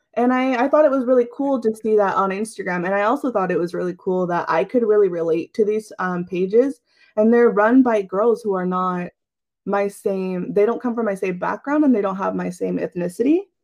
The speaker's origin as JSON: {"language": "English", "region": "Central Valley of California", "country": "United States", "tie": "born or raised there", "said": "I've grown up here in the Central Valley of California, um, currently living in the Turlock area."}